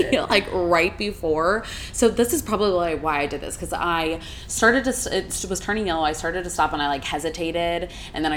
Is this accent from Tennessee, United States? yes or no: no; Kentucky, United States; I'm from Kentucky